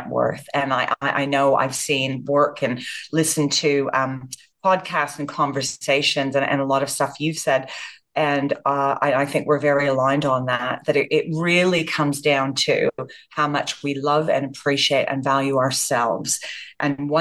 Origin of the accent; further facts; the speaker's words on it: Canada; moved away as an adult; also born or lived in Japan; I was born and raised in Canada